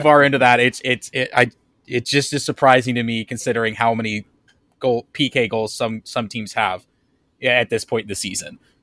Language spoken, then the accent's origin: English; St. Louis, Missouri, United States; also born or lived in Kansas City; in true St. Louis kid style, I grew up playing soccer all through grade school because that's just the sport that every kid plays growing up in St. Louis.